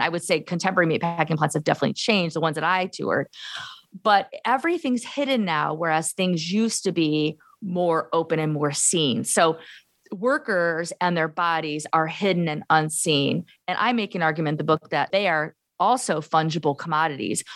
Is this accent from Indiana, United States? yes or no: yes; Gary, Indiana, United States; moved away as an adult; also born or lived in Arizona / Illinois; now in Iowa, United States; I'm a lifelong Midwesterner. I was born in Gary, Indiana, nineteen seventy. So I'm from the urban sort of Rust Belt, you know, steel mill, uh, Gary, Indiana, and the surrounding communities